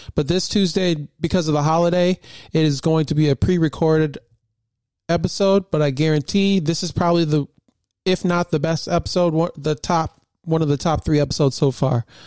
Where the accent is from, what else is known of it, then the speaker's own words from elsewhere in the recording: Michigan, United States; born and raised in Michigan